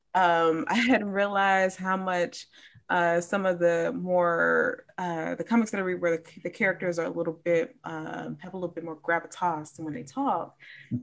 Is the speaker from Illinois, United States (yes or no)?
yes; Chicago, Illinois, United States; I grew up in Chicago